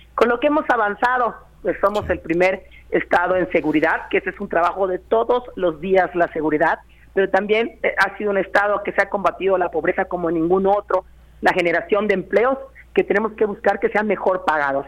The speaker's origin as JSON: {"language": "Spanish", "region": "Yucatán", "country": "Mexico", "said": "soy la primera yucateca en ser secretaria general"}